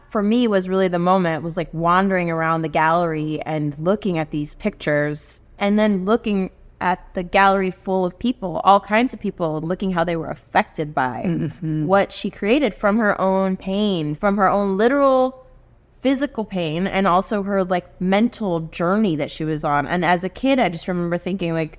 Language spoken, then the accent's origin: English; Houston, Texas, United States; first language Spanish; English is a second language; also born or lived in Colombia / Bolivia / South America / Los Angeles; I grew up in Texas